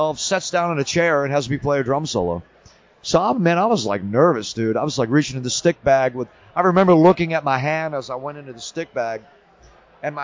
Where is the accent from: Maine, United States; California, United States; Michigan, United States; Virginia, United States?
Virginia, United States; I grew up in Virginia and I hung out when I was young around a lot of bikers and stuff